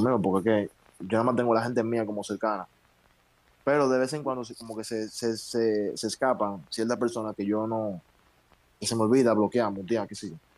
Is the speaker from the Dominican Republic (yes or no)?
yes; Dominican Republic; nosotros, los dominicanos